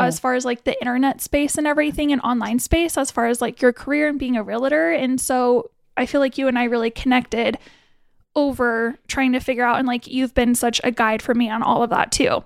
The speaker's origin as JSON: {"language": "English", "town": "Billings", "region": "Montana", "country": "United States", "said": "I'm from Billings-ish"}